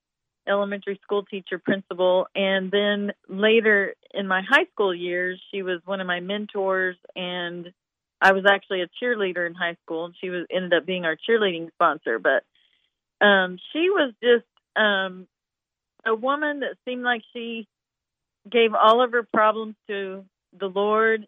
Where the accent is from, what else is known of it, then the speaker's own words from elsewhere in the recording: Picher, Oklahoma, United States; now in Branson, United States; I grew up in a very small town called Pitcher, Oklahoma, in the state of Oklahoma